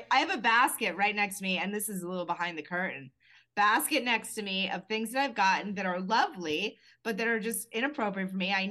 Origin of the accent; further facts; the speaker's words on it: Maine, United States; now in New York, United States; I'm from Maine, and I live in New York.